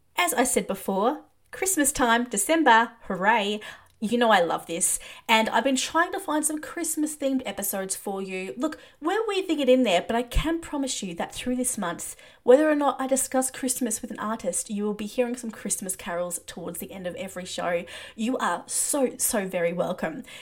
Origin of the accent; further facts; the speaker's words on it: Australia; we're both Australian